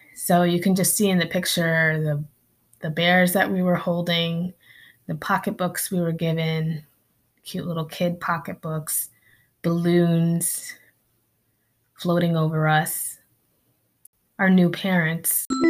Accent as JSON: {"language": "English", "region": "Connecticut", "country": "United States", "tie": "born or raised there", "also_born_or_lived": "Philippines", "said": "I grew up in New England, in Connecticut."}